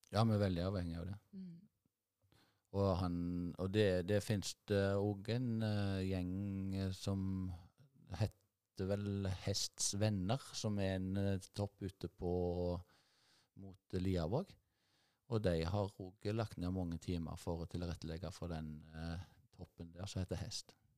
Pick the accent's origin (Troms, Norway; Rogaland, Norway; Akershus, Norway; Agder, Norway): Rogaland, Norway; Nedstrand; Jeg er oppvokst, jeg eh, kom til Nedstrand da jeg var seks år gammel, til en, eh, en gard oppe på Mørland